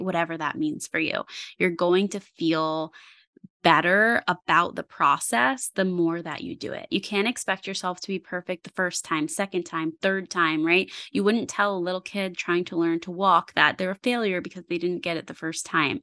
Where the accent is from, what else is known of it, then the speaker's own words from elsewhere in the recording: Parksville, New York, United States; also born or lived in Wurtsboro, New York; I grew up in Sullivan County. I grew up in Parksville, and I currently live in Wurtsboro